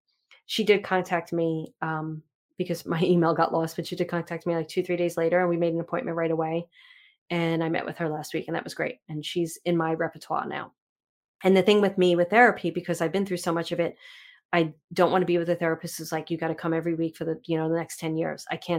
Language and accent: English; New York City, New York, United States; I grew up in Manhattan and Brooklyn.